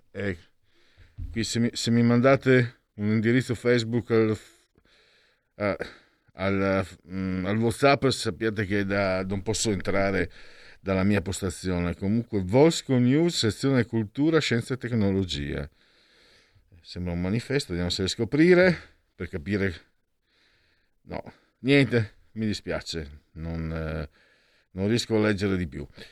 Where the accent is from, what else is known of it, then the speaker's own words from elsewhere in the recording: Friuli-Venezia Giulia, Italy; Io vengo dal Friuli